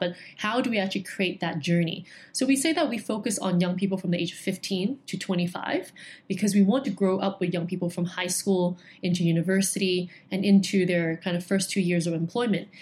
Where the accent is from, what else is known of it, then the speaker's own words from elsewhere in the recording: Hong Kong; being born and raised in Hong Kong